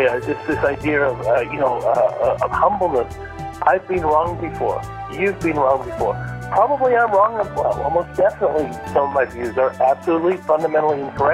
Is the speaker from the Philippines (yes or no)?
no; Malaysia; I grew up in a Muslim country, Alan. I grew up in Malaysia. That's where my parents are missionaries there.